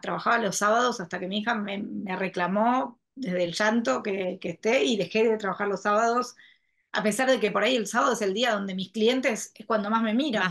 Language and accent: Spanish; Argentina; tuve una historia que me fui fuera de la Argentina y elegí volver